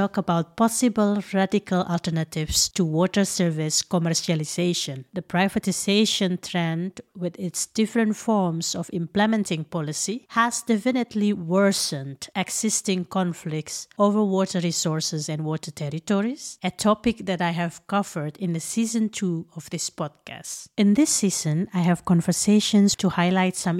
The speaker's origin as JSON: {"language": "English", "region": "Jakarta", "country": "Indonesia", "tie": "born or raised there", "said": "I was born in Jakarta, I studied architecture in an urban setting"}